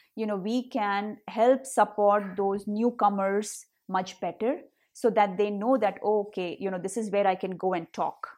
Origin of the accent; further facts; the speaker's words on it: India; accent: Hindi; moved away as an adult; now in United States; I, um, had my accent, uh, you know, the Hindi accent that I, today I very proudly carry